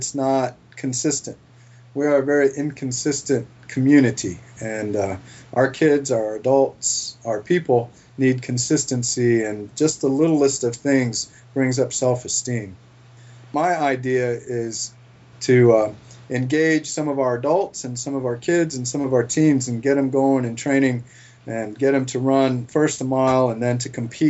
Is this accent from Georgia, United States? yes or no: no; Florida, United States; moved away as an adult; now in Montana, United States; We just knew that we're originally from Florida.